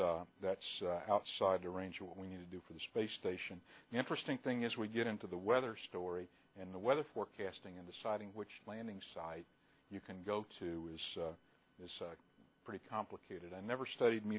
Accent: New Mexico, United States; I grew up in New Mexico in the 1970s.

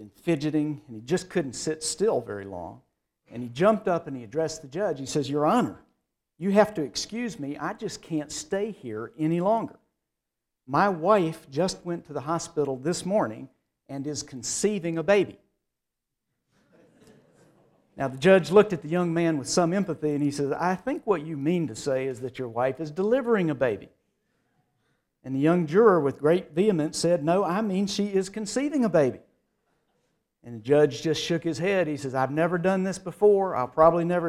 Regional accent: Durham, North Carolina, United States; I'm proud of being a Southerner. I was born here, was raised here, was educated here, and raised my children here

